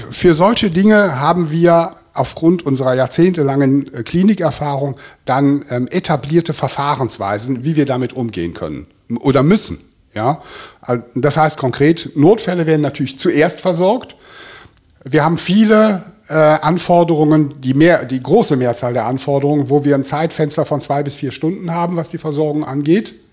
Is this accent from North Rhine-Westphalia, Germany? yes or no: yes; Bonn, North Rhine-Westphalia, Germany; ich komme aus Bonn. Ne? Bonn liegt ja bekanntlich am Rhein, ja. Also ich äh, bezeichne mich auch als Rheinländer, ja. Ich bin als Kind wahnsinnig oft ähm, am Rhein gewesen. Meine ganze Verwandtschaft kommt aus dieser Gegend.